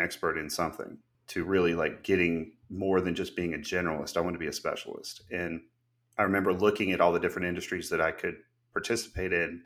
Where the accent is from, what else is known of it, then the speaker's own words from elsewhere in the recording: Gwinnett, Georgia, United States; now in Watkinsville, United States; I felt like I grew up in Gwinnett Animal Clinic in Georgia